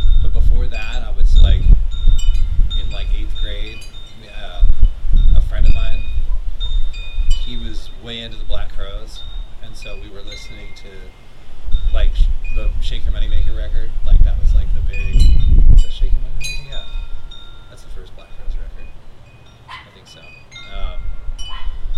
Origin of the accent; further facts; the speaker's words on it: Visalia, California, United States; moved away as an adult; now in Fresno, United States; I grew up in Visalia and started playing in a band